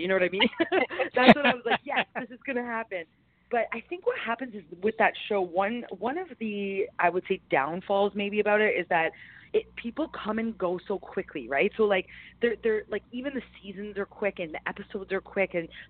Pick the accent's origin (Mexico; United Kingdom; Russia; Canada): Canada; Yes, being Canadian, that's weird.